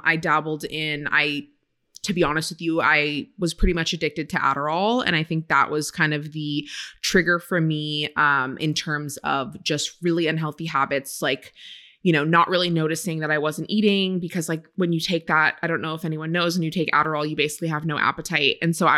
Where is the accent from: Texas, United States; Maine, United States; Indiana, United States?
Maine, United States; now in California, United States; So I grew up in Maine. And it's just so funny now being in California and out west for all these years, everyone's reaction is like, I've never met anyone from Maine